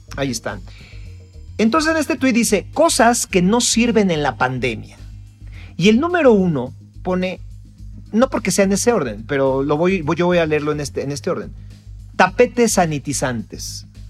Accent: Mexico; como, mexicano

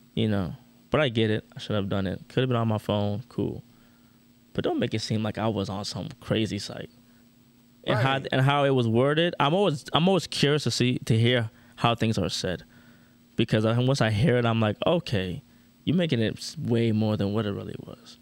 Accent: Orlando, Florida, United States; I'm from Orlando

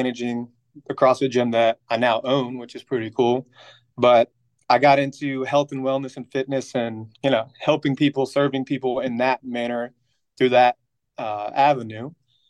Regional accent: Columbia, South Carolina, United States; also born or lived in Phoenix, Arizona; But I grew up here in Columbia, South Carolina.

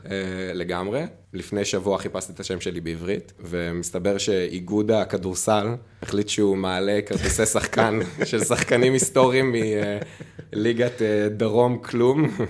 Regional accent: Magen, Southern District, Israel; moved away as an adult; now in Netzer Sereni, Israel; כשנולדתי, בקיבוץ מגן, בעוטף עזה

